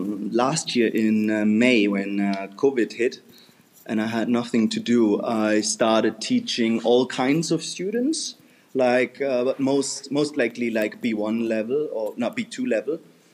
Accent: Germany; first language German; English is a second language; moved away as an adult; I'm 31 years old now, sorry. Still in the loop. Yeah, I'm from Germany. I've been living there for like 26 years, been born in Germany. I'm just having a German citizenship, and yeah, my parents are like probably the most German.

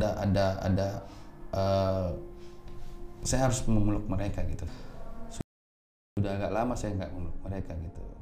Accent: Makassar, South Sulawesi, Indonesia; di kota saya Makassar.

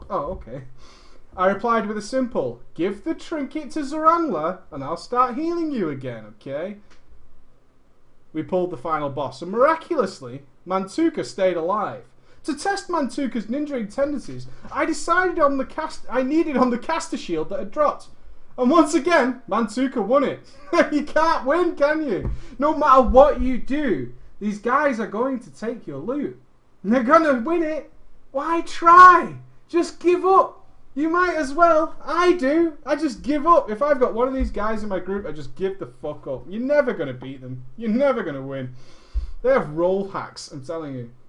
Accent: Netherlands; English is a second language; Now, at this point, I should tell you that I am from Holland.

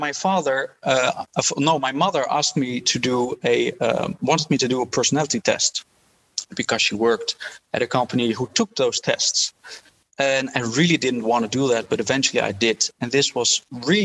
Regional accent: Haarlem, North Holland, Netherlands; I grew up in Haarlem in the Netherlands in a relatively poor family in Dutch standards

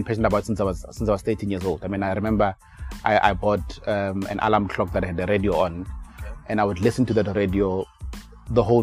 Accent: Rustenburg, North West, South Africa; born and bred in Rustenburg. I think I lived the bulk of my life here in Rustenburg.

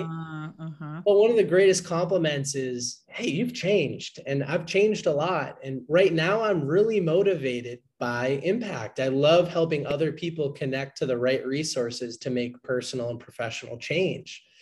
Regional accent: Boston, Massachusetts, United States; I'm from the Boston, Massachusetts area originally

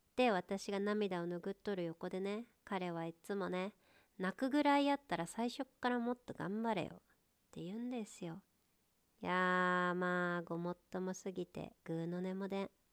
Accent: home town of the Ibigawa Marathon, Gifu, Japan; 初めて地元のマラソン大会出たんよねでうちの地元のマラソン大会ってエビガンマラソンっていうんやけど

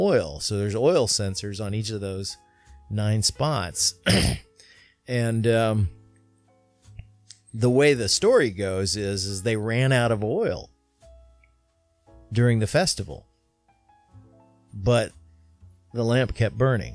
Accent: Kentucky, United States; my elementary school in Kentucky

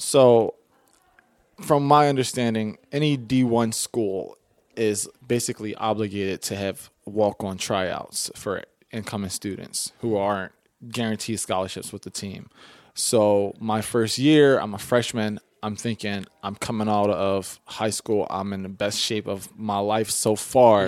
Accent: Philadelphia, Pennsylvania, United States; growing up in West Philly

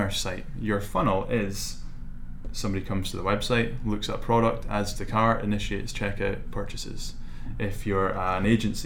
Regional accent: Shetland Islands, Scotland, United Kingdom; moved away as an adult; also born or lived in Manchester; now in Edinburgh, United Kingdom; I grew up in the Shetland Islands

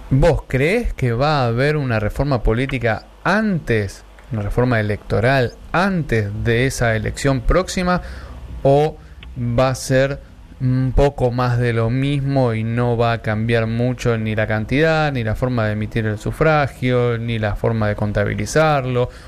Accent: Argentina; Sí, somos Argentina.

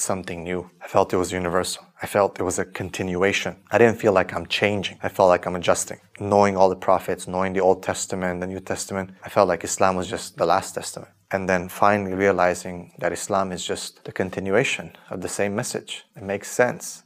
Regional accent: Transylvania, Romania; moved away; also born or lived in Canada; I was born in 1983 in Romania in a famous area called Transylvania.

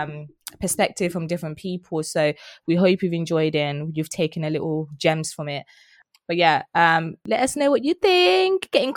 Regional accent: East of England, United Kingdom; It's so weird how I grew up in Essex, right? And she sounds like this and I don't sound like that.

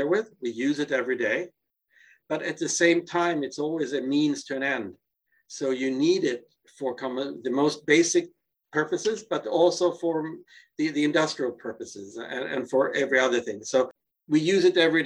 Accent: Gothenburg, Västra Götaland, Sweden; moved away; my hometown of Gothenburg, Sweden.

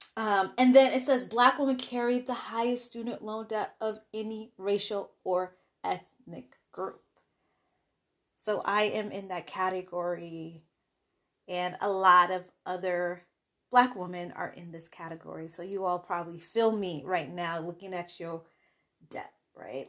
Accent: Chicago, Illinois, United States; I also was living in Chicago, that was my home state, so I had sta-, in-state tuition

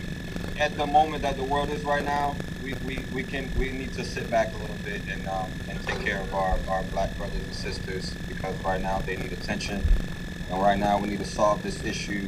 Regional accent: Atlanta, Georgia, United States; moved away; also born or lived in Oklahoma; I am an ATLian

